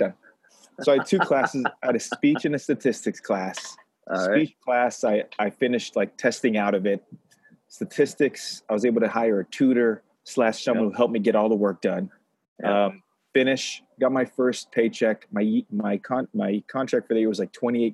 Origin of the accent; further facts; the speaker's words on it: Los Angeles, California, United States; I grew up in Los Angeles